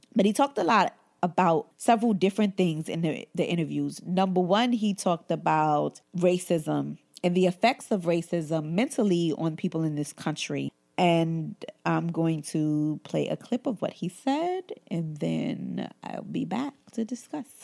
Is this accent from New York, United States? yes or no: yes; New York City, New York, United States; growing up in Brooklyn and growing up in Bed Stuy, Brooklyn